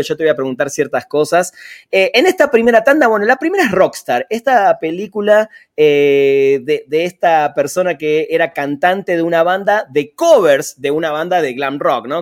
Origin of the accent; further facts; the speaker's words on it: Argentina; yo soy de Argentina